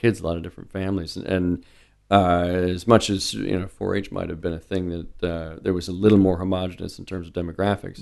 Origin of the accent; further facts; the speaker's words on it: Omaha, Nebraska, United States; also born or lived in North Dakota / Little Rock, Arkansas; I've been in Omaha since I was five